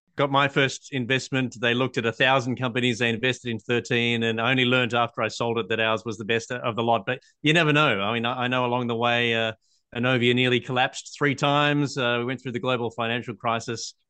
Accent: Australia; I'm an Australian patent attorney

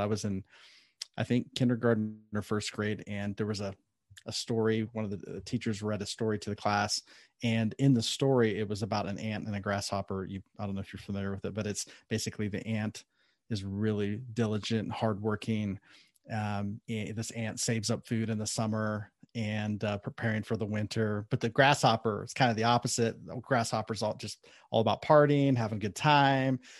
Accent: Columbus, Ohio, United States; now in Southern California, United States; I was born and raised in Ohio, Columbus, Ohio

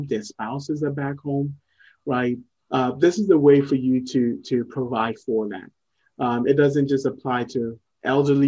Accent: Ghana; moved away as an adult; also born or lived in Morocco / Columbus, Ohio; I was born in Ghana, lived in Ghana for about 17 years growing up, and then moved to Morocco for college.

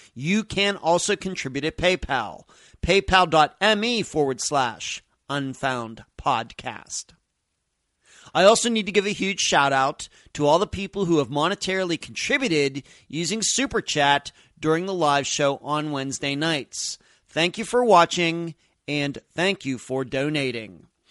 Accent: Leechburg, Pennsylvania, United States; moved away as an adult; also born or lived in Las Vegas, Nevada / Madeira Beach, Florida; now in Clearwater Beach, United States; I'm originally from Leechburg, Pennsylvania

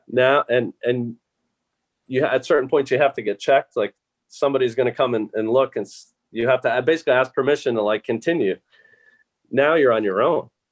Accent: New Jersey, United States; moved away; also born or lived in Pittsburgh, Pennsylvania; i grew up thankfully in New Jersey

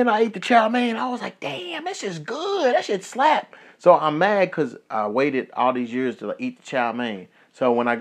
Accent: Kentucky, United States; now in Las Vegas, United States; my hometown in Kentucky

